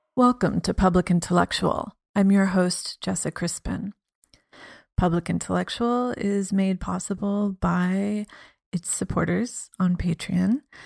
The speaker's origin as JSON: {"language": "English", "region": "Midwest", "country": "United States", "moved": "yes", "lives_now": "Berlin, Germany", "said": "I come from the Midwest, which has a very sort of skeptical and hostility, I guess, to art in general"}